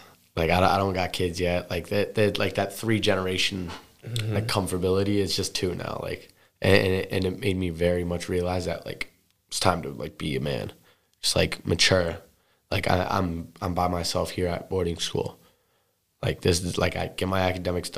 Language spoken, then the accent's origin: English; the Berkshires, Western Massachusetts, United States; That's literally Western Mass. That's what I grew up with in the Berkshires.